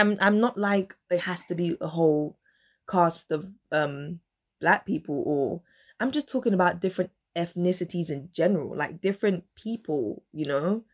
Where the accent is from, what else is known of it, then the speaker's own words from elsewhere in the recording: Dominica; I was born in Dominica